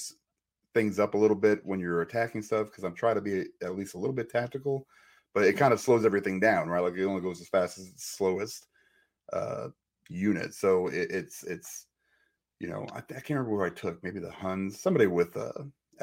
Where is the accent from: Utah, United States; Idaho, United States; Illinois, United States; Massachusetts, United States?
Illinois, United States; Chicago; moved away; I'm from Chicago